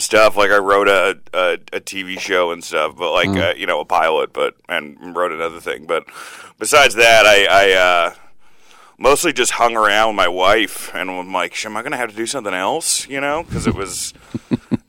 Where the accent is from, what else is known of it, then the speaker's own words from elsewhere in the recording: New Jersey, United States; moved away; also born or lived in Indiana; I grew up in New Jersey